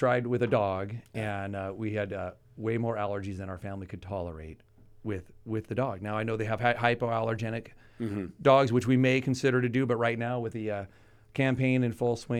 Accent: Pasadena, California, United States; I grew up in Pasadena.

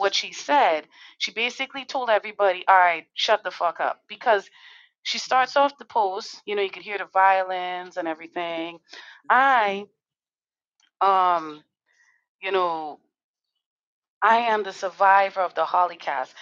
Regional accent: Trinidad & Tobago; now in Connecticut, United States; I come from Trinidad and Tobago, just so you all know, a little country

